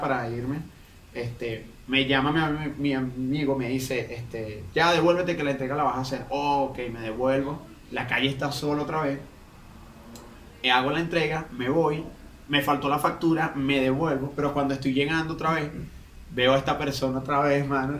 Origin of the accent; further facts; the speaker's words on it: Valles del Tuy, Miranda, Venezuela; moved away; soy de los Valles del Tuy